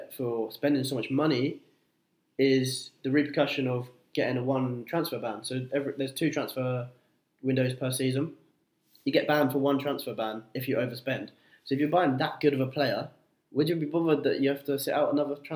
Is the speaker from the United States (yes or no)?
no; England, United Kingdom; my home country of England